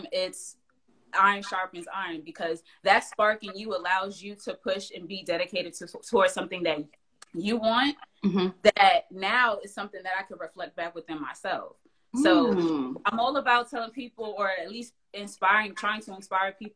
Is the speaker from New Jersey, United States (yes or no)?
yes; Englewood, New Jersey, United States; moved away as an adult; now in Greensboro, United States; I'm originally from New Jersey, so I grew up in Englewood, New Jersey.